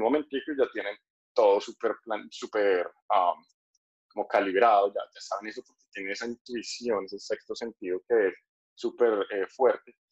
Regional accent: Colombia; now in Thailand; soy colombiano, pero estoy en Tailandia en este momento

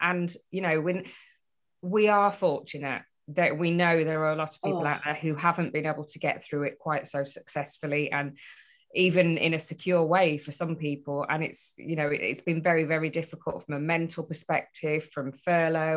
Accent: Beverley, Yorkshire and the Humber, United Kingdom; moved away; But I'm still officially a Yorkshire girl. I was born in Yorkshire. Beverly is on my driving license as my place of birth, so it is Yorkshire still.

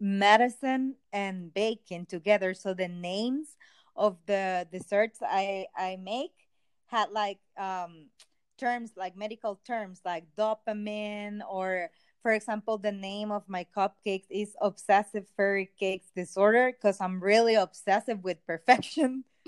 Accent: El Salvador; English is a second language; Well, I'm from El Salvador, and I'm a doctor, but right now I'm working as a baker.

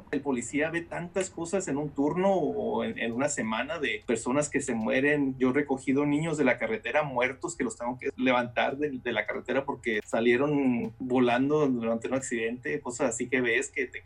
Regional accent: California, United States; Yo estudié y crecí en California. Cuando emigramos para Estados Unidos, mis padres nos trajeron a, California

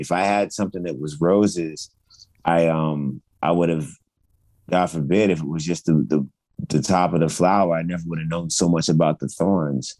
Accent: Richmond, Virginia, United States; born or raised there; also born or lived in Loma Linda, California

